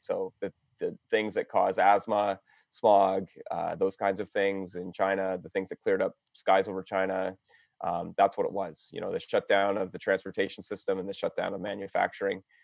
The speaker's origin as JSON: {"language": "English", "town": "London", "region": "Ontario", "country": "Canada", "tie": "born or raised there", "moved": "as an adult", "said": "I was born in London, Ontario. Um, growing up here, couldn't wait to leave"}